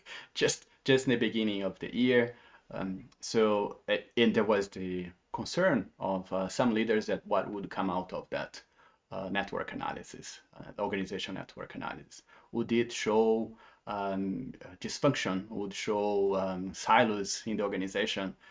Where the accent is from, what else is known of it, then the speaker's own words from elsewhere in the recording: Brazil; moved away as an adult; now in Basel, Switzerland; I'm from Brazil. I'm um, based in Switzerland for 13 years, and but I and I worked in 11 other countries um, through my career as well. But Switzerland is the longest place I have been, uh, not counting Brazil, where I grew up.